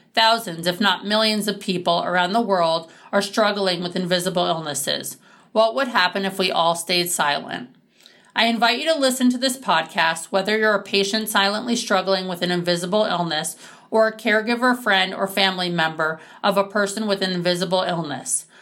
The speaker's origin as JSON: {"language": "English", "town": "New York City", "region": "New York", "country": "United States", "tie": "born or raised there", "said": "I was born and raised in New York City and have a phenomenal family."}